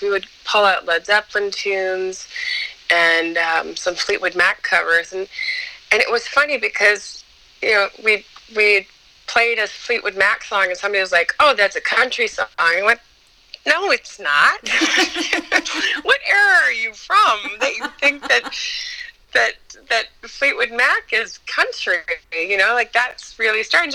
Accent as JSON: {"language": "English", "region": "Ontario", "country": "Canada", "tie": "born or raised there", "moved": "as an adult", "lives_now": "Montreal, Canada", "said": "was born in Montreal, but I was raised in Ontario, but just across the border from, from Quebec"}